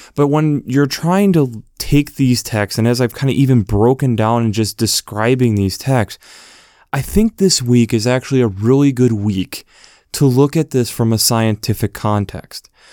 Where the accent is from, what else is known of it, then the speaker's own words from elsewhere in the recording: United States; as an American